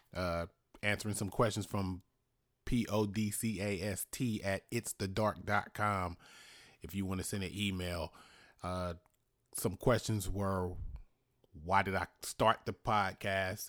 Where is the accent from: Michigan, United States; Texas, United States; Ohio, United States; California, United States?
California, United States; Richmond; where I grew up in Easter Hill